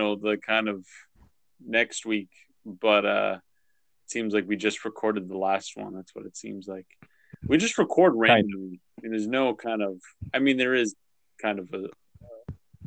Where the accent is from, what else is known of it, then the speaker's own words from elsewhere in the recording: United States; I'm an American